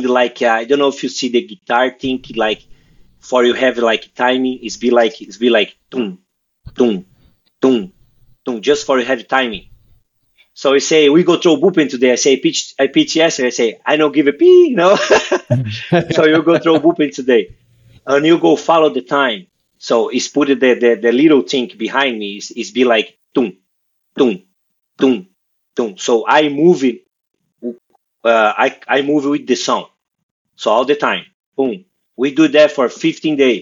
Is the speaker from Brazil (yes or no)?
yes; Brazil; English is a second language; moved away as an adult; I'm from Brazil